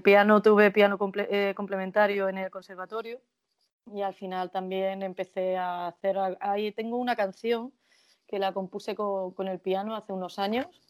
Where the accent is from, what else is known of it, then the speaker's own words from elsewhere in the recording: Jaén, Andalusia, Spain; moved away as an adult; also born or lived in Guadalajara / Alcalá de Henares; now in Madrid, Spain; la tierra en la que he nacido y la que he crecido hasta, hasta que me tuve que ir por trabajo